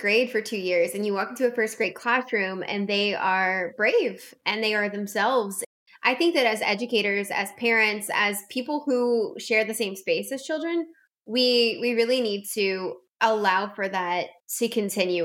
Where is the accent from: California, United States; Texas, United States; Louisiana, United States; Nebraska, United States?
Louisiana, United States; South; I'm from South Louisiana